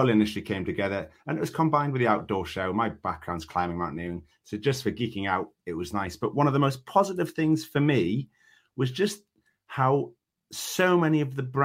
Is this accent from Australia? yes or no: no; the north of England, United Kingdom; I'm Northern